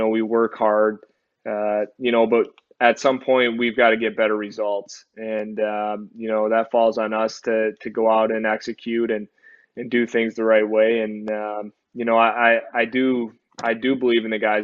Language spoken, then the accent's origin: English; Michigan, United States; me growing up in Michigan